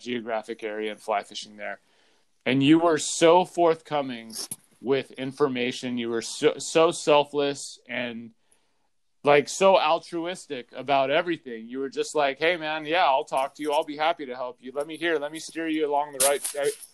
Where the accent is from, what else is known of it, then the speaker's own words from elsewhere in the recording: Southern California, United States; growing up in Southern California